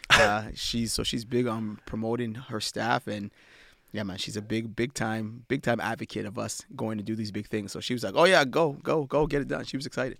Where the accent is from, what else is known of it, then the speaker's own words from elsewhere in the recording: Ottawa, Ontario, Canada; moved away; I grew up in, uh, Ottawa, Ontario